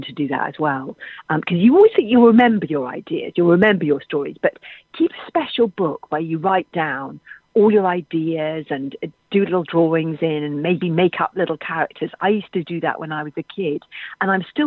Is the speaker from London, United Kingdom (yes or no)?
yes; London, United Kingdom; I grew up in London in a house without a garden because that's where my dad's job was